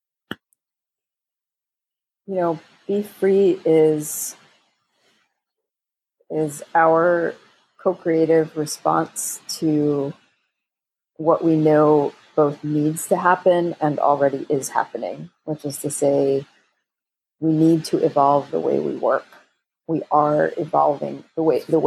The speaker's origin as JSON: {"language": "English", "region": "New York", "country": "United States", "tie": "born or raised there", "said": "I was born in New York and raised in the United States"}